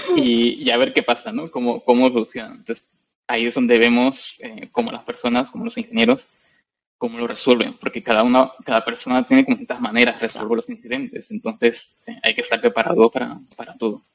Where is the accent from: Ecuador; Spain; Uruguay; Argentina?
Spain; Madrid, Community of Madrid; moved away as an adult; now in London, United Kingdom; yo soy de Madrid, de España. Nací allí